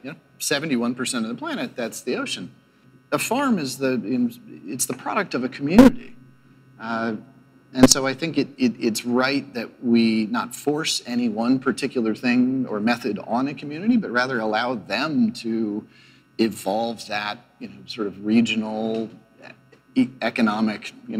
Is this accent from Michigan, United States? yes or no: no; Portland, Maine, United States; my hometown of Portland, Maine.